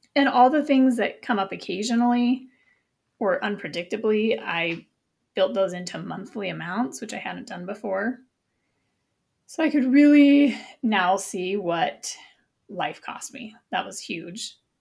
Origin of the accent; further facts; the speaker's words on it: Montana, United States; moved away as an adult; I'm from Montana, and even though I haven't lived there for twenty years, it's still part of my core identity